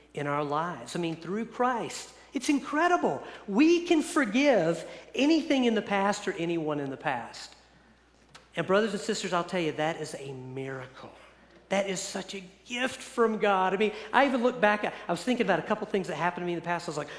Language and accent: English; East Coast, United States; moved away; I grew up on the East Coast